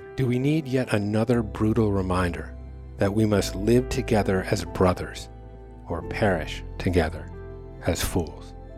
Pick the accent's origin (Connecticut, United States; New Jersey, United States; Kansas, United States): Connecticut, United States; growing up in Connecticut, my family rented a house every summer in Grafton, Vermont